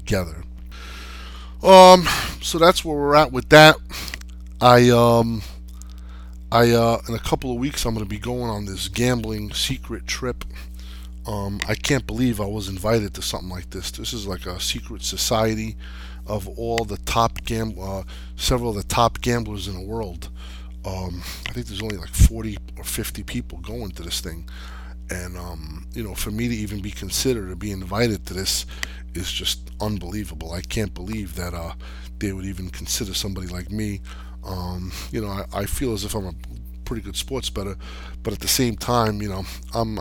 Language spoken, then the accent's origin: English; Jersey City, New Jersey, United States; I grew up in Section 8 housing, Jersey City